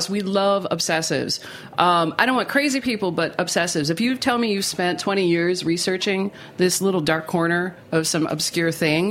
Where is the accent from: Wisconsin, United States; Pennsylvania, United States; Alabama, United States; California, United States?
Wisconsin, United States; Milwaukee; accent: Midwestern; I'm from Milwaukee, grew up there, but again, with rural roots. So every summer, got shipped off to my grandparents' farm